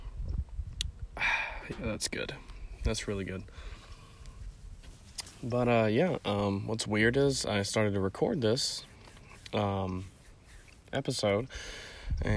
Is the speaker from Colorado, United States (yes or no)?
no; Florida, United States; also born or lived in Nashville; I'm from Florida, so I flew out of Jacksonville